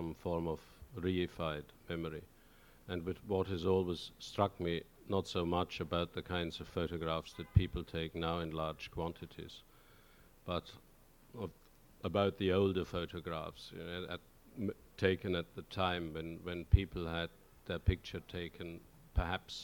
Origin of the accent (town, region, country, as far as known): Oberstdorf, Bavaria, Germany; born or raised there; accent: regional accent in German; English is a second language; now in Norwich, United Kingdom